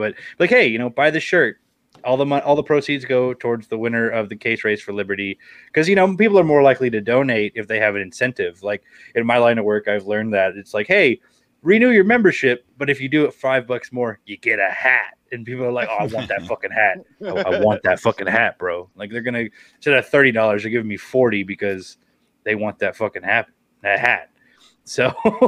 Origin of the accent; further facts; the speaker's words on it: Oklahoma, United States; I'm from Oklahoma